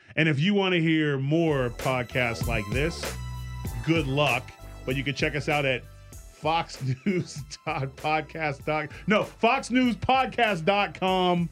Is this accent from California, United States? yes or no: yes; California, United States; I'm from California